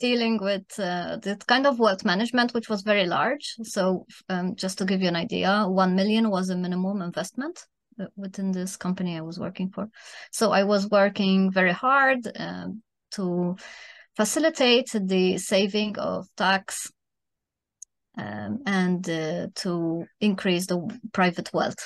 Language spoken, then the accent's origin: English; Malta; also born or lived in Germany; now in Spain; I'm originally from Malta